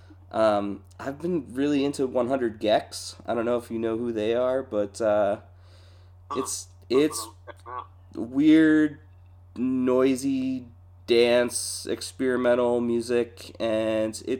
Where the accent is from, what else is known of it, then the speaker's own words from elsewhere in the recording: Central Pennsylvania, United States; I grew up in Central PA